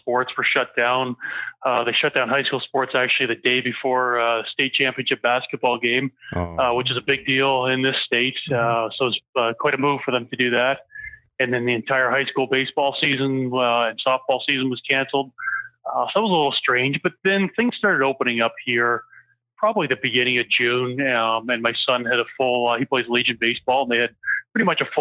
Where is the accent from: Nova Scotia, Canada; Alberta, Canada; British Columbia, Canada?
Nova Scotia, Canada; Shubenacadie; moved away as an adult; now in Grand Forks, United States; growing up in Shubi and in the East Hampton area